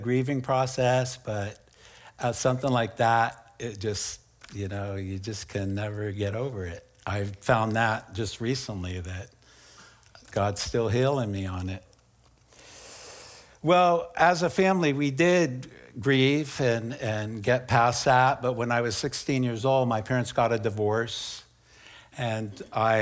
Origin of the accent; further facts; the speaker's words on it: San Bruno, California, United States; also born or lived in San Francisco, California / Daly City, California; I was born in San Francisco in a middle-class family. Grew up on the San Francisco Peninsula in Daly City in San Bruno